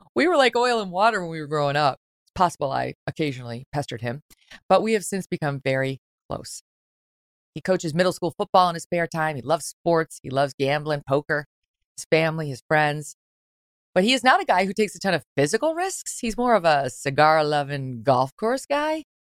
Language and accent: English; Syracuse, New York, United States; also born or lived in Albany, New York / Jersey Shore; From the time I was a little girl growing up in Syracuse, New York